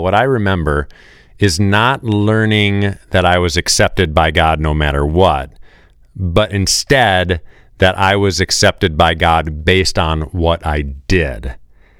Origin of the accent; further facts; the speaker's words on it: Midwest, United States; I'm from the Midwest over here